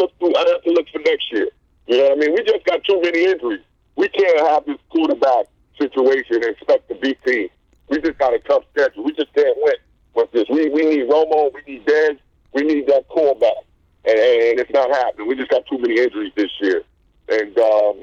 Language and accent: English; New York City, New York, United States; I grew up down the block from Shea Stadium